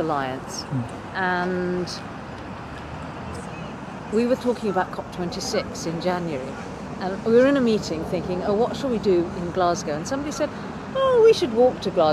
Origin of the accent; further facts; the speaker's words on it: Solomon Islands; also born or lived in Nairobi, Kenya; now in United Kingdom; I was born in Kenya, in Nairobi, and then I lived most of my life in the Solomon Islands